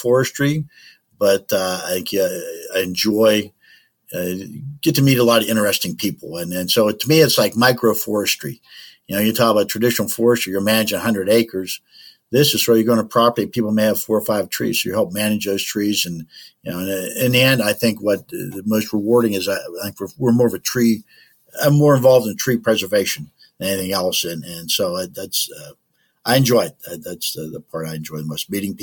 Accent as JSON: {"language": "English", "town": "Clinton", "country": "United States", "tie": "born or raised there", "said": "I grew up out in Clinton"}